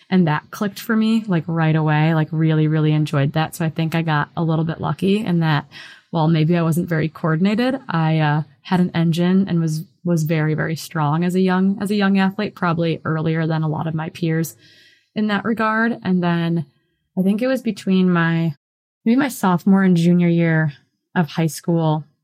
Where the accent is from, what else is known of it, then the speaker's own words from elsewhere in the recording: Midwest, United States; growing up in the Midwest